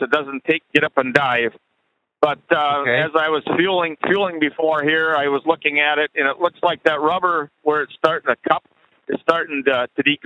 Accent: Minnesota, United States; I'm from Minnesota, but I'm in Georgia right now

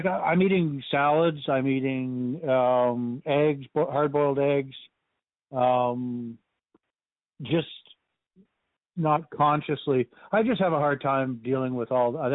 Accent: Canada; I'm from Canada

